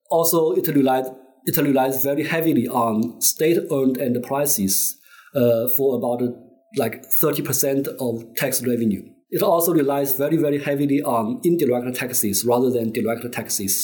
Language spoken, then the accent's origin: English; Zhejiang, China; moved away as an adult; now in Beijing, China; I was born and raised in uh, Zhejiang province, actually like in uh, rural in, in a village in uh, middle Zhejiang